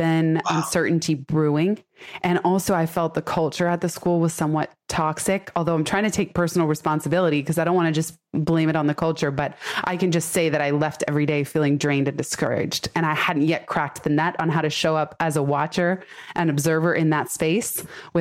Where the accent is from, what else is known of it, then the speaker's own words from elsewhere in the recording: San Francisco, California, United States; I was born in San Francisco, raised in the Bay Area.